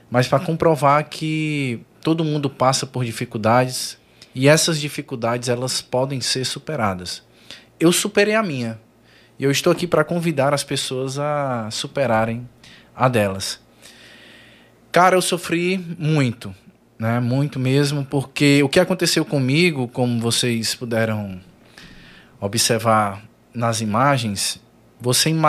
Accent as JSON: {"language": "Portuguese", "town": "Maracanaú", "region": "Ceará", "country": "Brazil", "said": "Sou de Maracanaú, foi no conjunto Timbó."}